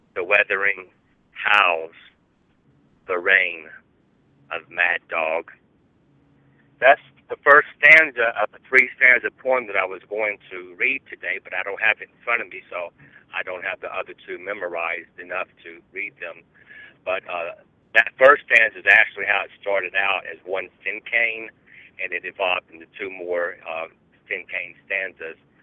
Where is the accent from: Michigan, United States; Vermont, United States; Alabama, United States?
Alabama, United States; I'm from Alabama